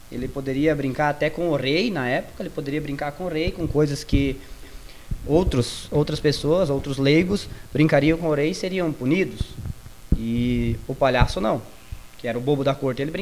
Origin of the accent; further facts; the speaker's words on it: Maravilha, Santa Catarina, Brazil; eu sou de Maravilha